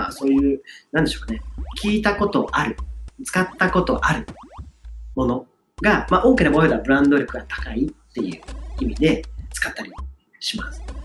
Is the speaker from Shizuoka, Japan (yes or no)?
no; Niigata, Japan; 私たち地元が新潟なんですけど